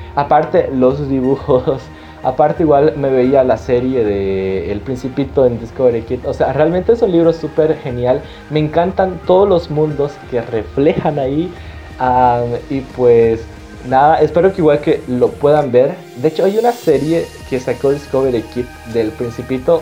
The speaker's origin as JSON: {"language": "Spanish", "country": "Bolivia", "said": "nuestra cultura como bolivianos"}